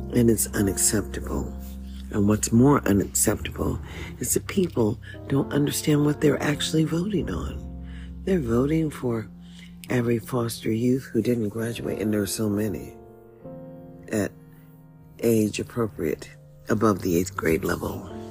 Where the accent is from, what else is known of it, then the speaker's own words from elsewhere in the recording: United States; Here we are as a people living in America. And as an American